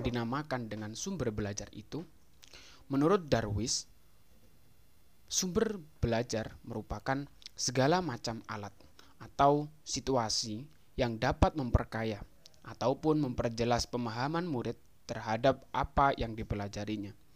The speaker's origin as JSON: {"language": "Indonesian", "town": "Jombang", "region": "East Java", "country": "Indonesia", "also_born_or_lived": "Malang", "said": "Saya berasal dari Kabupaten Jombang"}